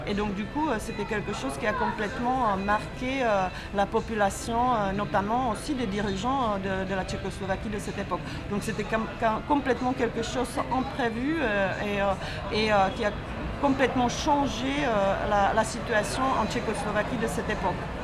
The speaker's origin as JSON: {"language": "French", "country": "Czechia", "second_language": "French", "moved": "yes", "lives_now": "France", "said": "je viens de la République tchèque"}